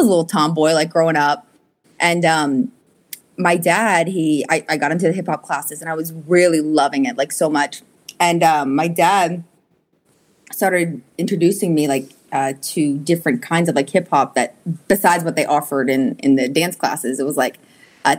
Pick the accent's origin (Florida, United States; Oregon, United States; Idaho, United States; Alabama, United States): Florida, United States; Pensacola; moved away as an adult; also born or lived in Orlando / New York; now in Atlanta, United States; I was born and raised in Pensacola